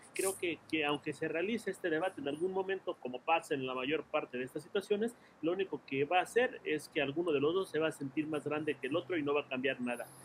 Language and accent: Spanish; Mexico; nuestra independencia